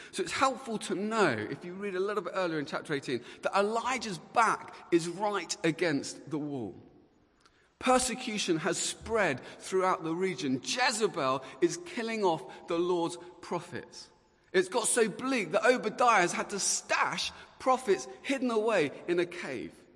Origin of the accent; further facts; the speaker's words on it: Luton, East of England, United Kingdom; I was uh, born and bred in Luton